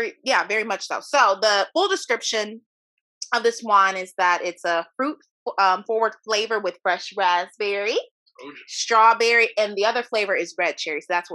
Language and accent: English; Ferguson, Missouri, United States; My hometown.